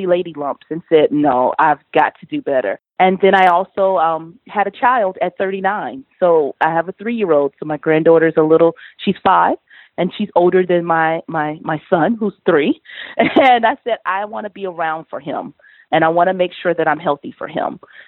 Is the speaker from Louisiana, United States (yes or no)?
no; Columbia, South Carolina, United States; also born or lived in Atlanta; I'm from Columbia, South Carolina, the big metro city in South Carolina